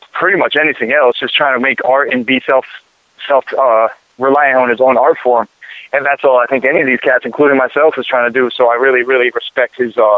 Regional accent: Boston, Massachusetts, United States; also born or lived in Miami; I'm down here in Miami right now, and I come from Boston, but I've been out in Miami.

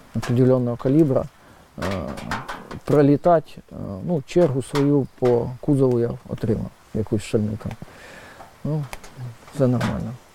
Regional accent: Kyiv, Ukraine; я сам киянин, тому на Майдані я був майже кожного дня

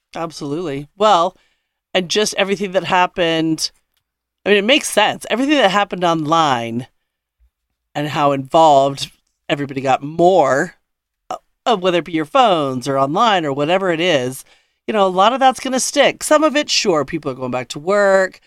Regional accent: Denver, Colorado, United States; I'm from Denver

